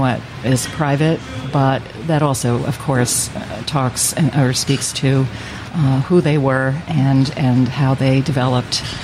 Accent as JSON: {"language": "English", "region": "New York", "country": "United States", "tie": "born or raised there", "said": "growing up in New York with my grandmother"}